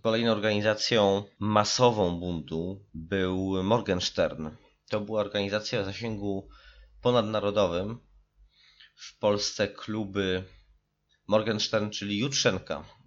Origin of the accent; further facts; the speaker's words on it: Warsaw, Masovian Voivodeship, Poland; Warszawę, z której nadaję i która jest moim rodzinnym miastem